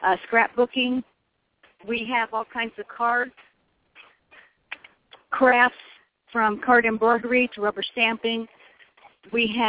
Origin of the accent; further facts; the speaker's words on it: Indiana, United States; also born or lived in Illinois / Colorado; now in Sun City, United States; I'm from Indiana originally